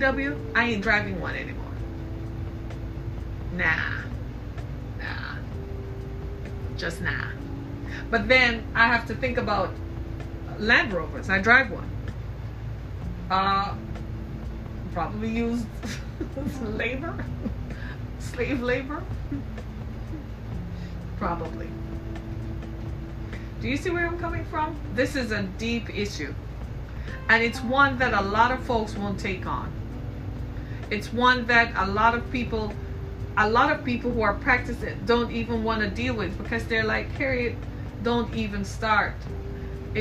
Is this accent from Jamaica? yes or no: yes; Jamaica; I grew up in the British Caribbean in Jamaica